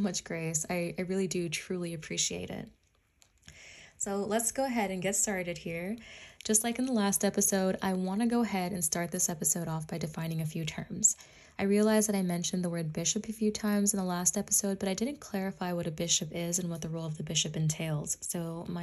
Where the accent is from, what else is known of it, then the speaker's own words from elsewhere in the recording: Washington, United States; I'm from Washington State